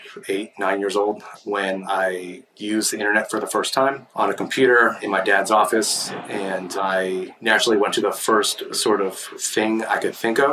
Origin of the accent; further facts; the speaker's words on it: Milpitas, California, United States; now in San Francisco, United States; I grew up about 50 miles south of here, so in a town called Milpitas, which is sort of sandwiched in between San Jose and Mountain View